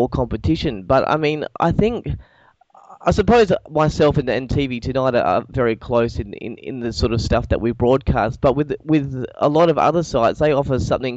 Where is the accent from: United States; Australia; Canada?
Australia; Perth, Western Australia; I'm actually from Perth